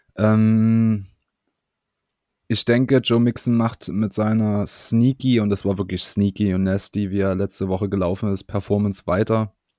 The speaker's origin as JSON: {"language": "German", "country": "Germany", "said": "wir als Deutsche"}